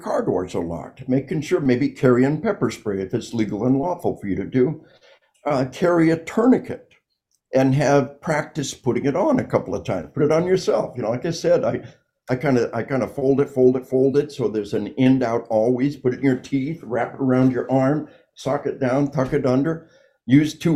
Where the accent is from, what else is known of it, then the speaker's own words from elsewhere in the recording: United States; I'm an American.